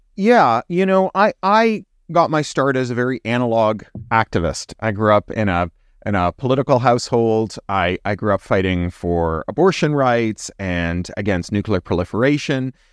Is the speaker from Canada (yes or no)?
yes; Canada; I'm also Canadian.